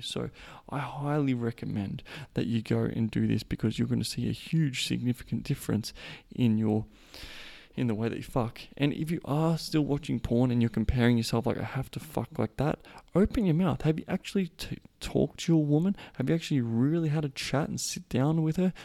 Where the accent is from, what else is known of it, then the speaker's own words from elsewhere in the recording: Australia; I am Australian